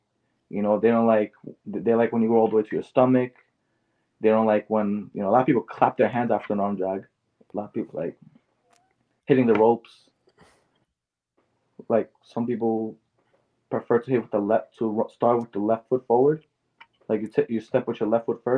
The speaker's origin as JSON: {"language": "English", "town": "New York City", "region": "New York", "country": "United States", "tie": "born or raised there", "said": "born and raised in Queens"}